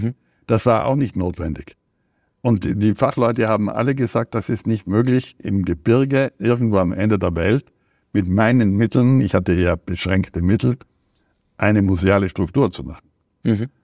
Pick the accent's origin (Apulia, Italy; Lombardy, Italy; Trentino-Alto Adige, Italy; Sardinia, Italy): Trentino-Alto Adige, Italy; South Tyrol; als Südtiroler bin ich Italiener und konnte auch Italienisch lesen